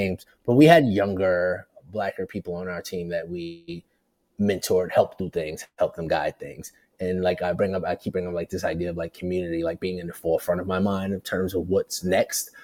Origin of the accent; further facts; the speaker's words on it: New York City, New York, United States; also born or lived in Portland / Bristol, Connecticut; I'm from Brooklyn. I'm from the project.